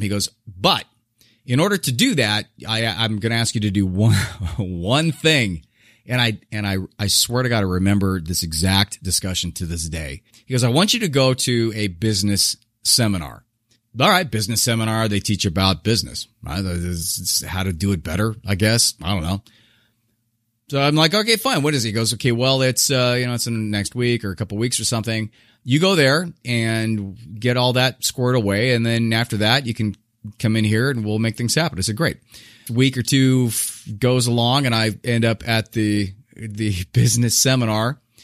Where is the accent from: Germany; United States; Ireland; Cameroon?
United States; Southern California; I was born in Southern California, um, a kind of a middle, lower middle class guy